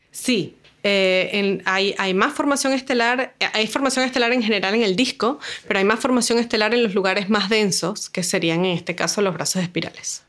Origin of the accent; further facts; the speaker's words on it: Caracas, Capital District, Venezuela; moved away as an adult; now in Valparaíso, Chile; yo soy de Venezuela, nací en Caracas y estudié física